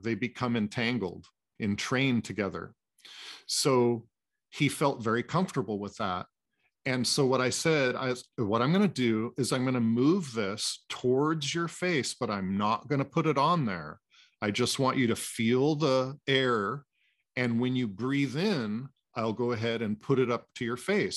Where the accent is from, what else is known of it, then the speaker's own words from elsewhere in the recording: Anacortes, Washington, United States; born and raised in Anacortes, Washington, uh, which is about an hour and a half north of Seattle